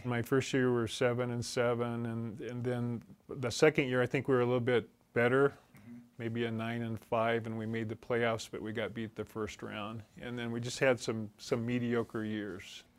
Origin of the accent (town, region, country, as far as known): Grants Pass, Oregon, United States; moved away as an adult; also born or lived in Aberdeen, Washington / Stillwater, Oklahoma